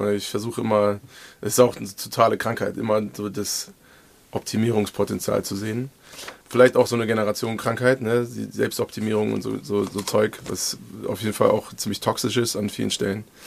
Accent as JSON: {"language": "German", "region": "Hesse", "country": "Germany", "also_born_or_lived": "Lüneburg", "moved": "as an adult", "lives_now": "Marburg, Germany", "said": "ich bin waschechte Hesse"}